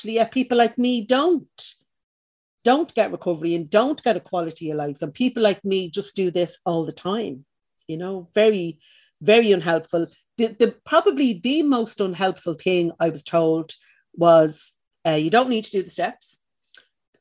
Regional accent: Dublin, Leinster, Ireland; Where I was from, I'm from the north side of Dublin, I'm from Cabra

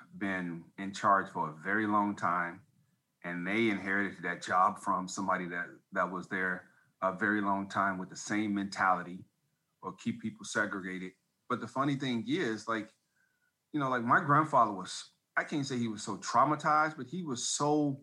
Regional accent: right outside Chicago, Indiana, United States; I'm from Indiana, right outside Chicago

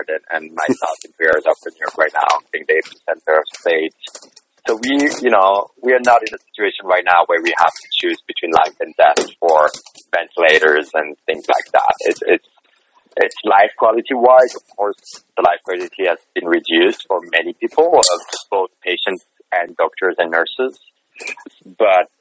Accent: Fribourg, Switzerland; moved away as an adult; also born or lived in United States; I'm in Switzerland right now, in the town of Fribourg, which is my hometown

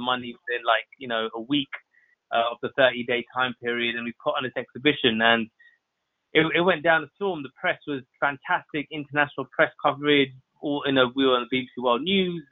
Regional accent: London, United Kingdom; we are born and raised in Southall.

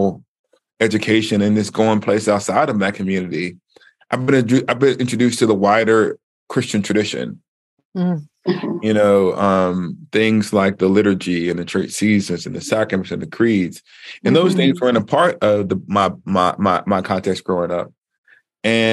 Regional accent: the American South, United States; moved away; I grew up in the Black church. And like I said, in the African-American, Black Southern African-American context

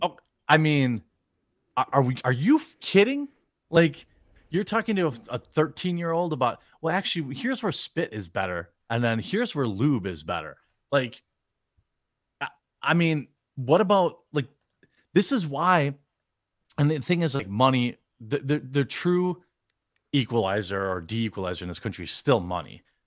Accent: United States; as an American, I'm sorry, as a Yank

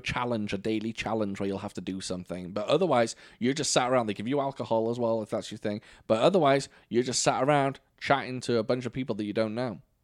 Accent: United Kingdom; now in United States; I have to be the only British person

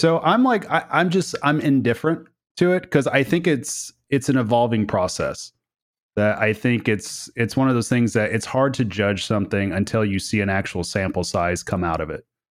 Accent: Oklahoma, United States; I come from Oklahoma

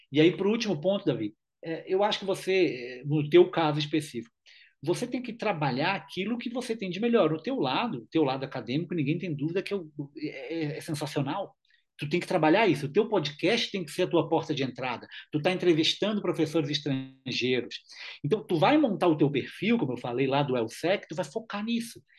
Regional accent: Brazil; sou brasileiro.

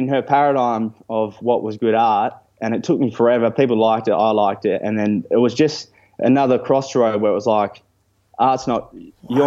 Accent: Italy; now in Fremantle, Australia; I grew up in Italy

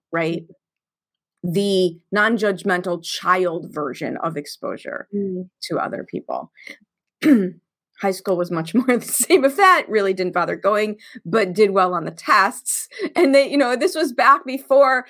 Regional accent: Chicago, Illinois, United States; I grew up in Chicago in the 70s and in the 80s in the public

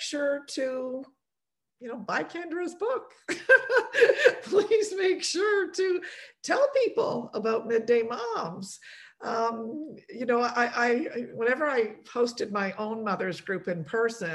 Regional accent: Canada; also born or lived in Poland; I was born in Poland and came to Canada as an immigrant family, and I was only 2 years old

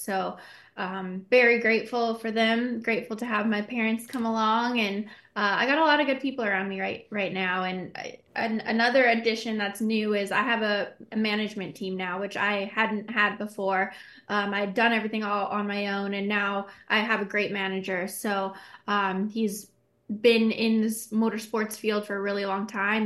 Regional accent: Canada; Being Canadian

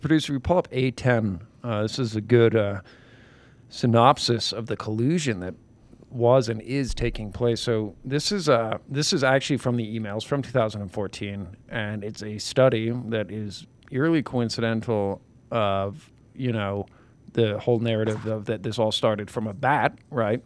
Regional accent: New York, United States; I'm from New York

